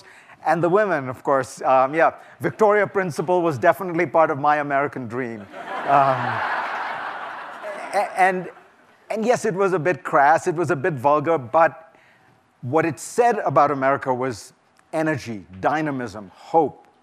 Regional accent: India; moved away as an adult; now in United States; I'm an immigrant, and I came to this country in the 1980s, and I grew up in India in the 1960s and 70s

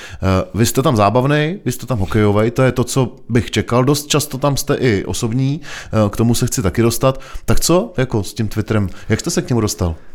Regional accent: Týn nad Vltavou, South Bohemian Region, Czechia; also born or lived in Prague; Já jsem z Týna nad Vltavou

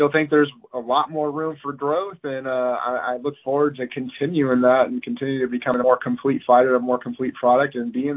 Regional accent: Pacific Northwest, United States; I'm the guy from the Pacific Northwest that's never left, that's still repping it.

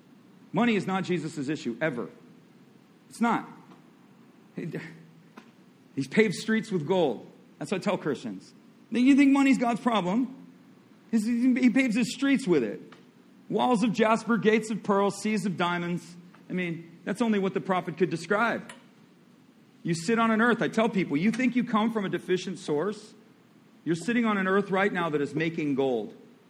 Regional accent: Midwest, United States; I come from the Midwest. I know what goes on.

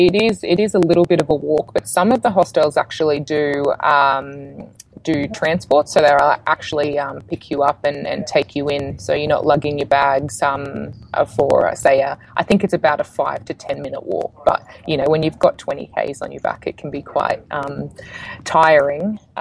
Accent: Queensland, Australia; I grew up in Queensland, yeah.

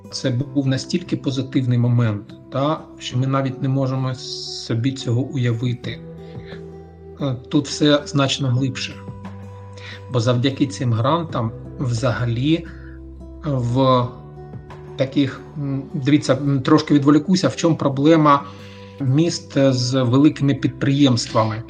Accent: Mariupol, Donetsk Oblast, Ukraine; я сам з Маріуполя

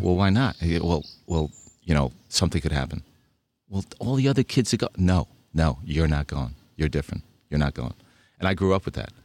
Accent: Budapest, Hungary; now in United States; I was born in Budapest, Hungary

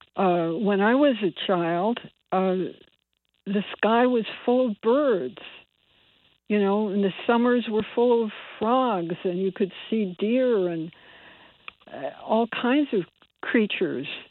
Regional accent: Bridgeport, Connecticut, United States; I was born in Bridgeport, and I I grew up in Bridgeport

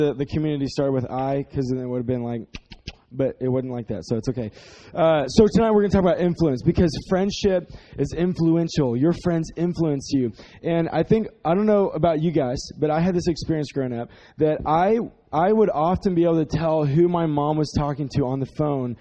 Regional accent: Dallas, Texas, United States; we are from Dallas, so we're not from the country.

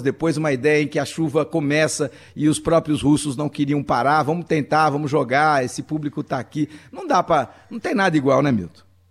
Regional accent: São Paulo, Brazil; eu nasci ali na Engenheiro Andrade Júnior

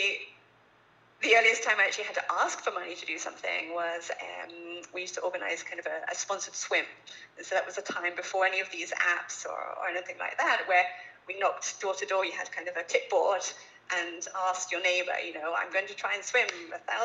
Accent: Little Staughton, East of England, United Kingdom; maybe you can tell from my accent, but I grew up actually in England, a little rural village

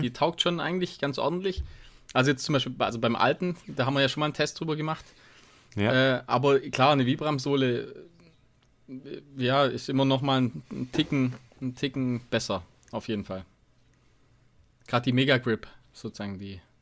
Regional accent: Tuttlingen region, Baden-Württemberg, Germany; moved away; in Region Tuttlingen, sage ich mal. Also das ist dann meine alte Heimat

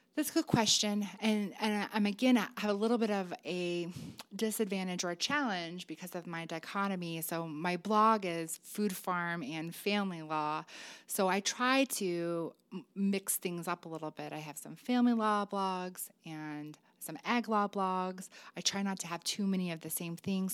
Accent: Illinois, United States; moved away; my home state of Illinois

